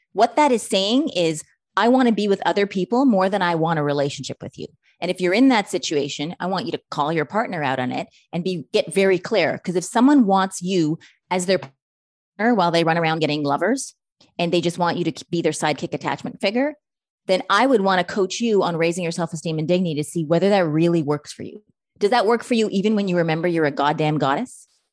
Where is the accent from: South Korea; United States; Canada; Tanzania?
Canada; I'm Canadian